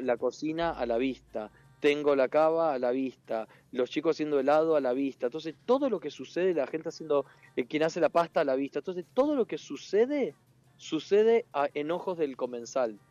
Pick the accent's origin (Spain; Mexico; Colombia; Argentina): Argentina; Entre Ríos; born or raised there; moved away